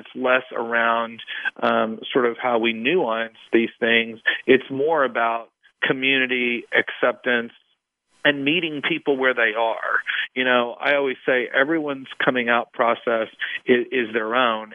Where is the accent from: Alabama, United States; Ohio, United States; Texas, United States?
Texas, United States; East; moved away as an adult; now in Washington, D.C., United States; I grew up in a relatively small town, at least at the time, in East Texas